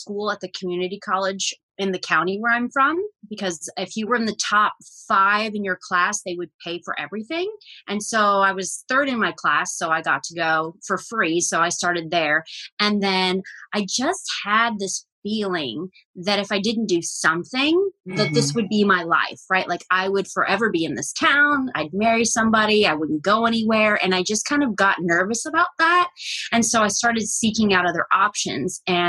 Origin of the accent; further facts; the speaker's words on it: Northern Ohio, United States; moved away; I left at one. So yes, it's this tiny town in Northern Ohio near Lake Erie, outside of Cleveland. So when people ask where I'm from, I say Cleveland just to avoid confusion.